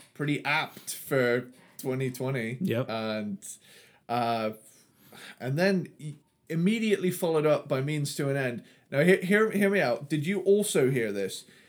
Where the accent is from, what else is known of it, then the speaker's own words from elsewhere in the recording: Cornwall, South West England, United Kingdom; I'm from the southwest. I'm a I'm a Cornish boy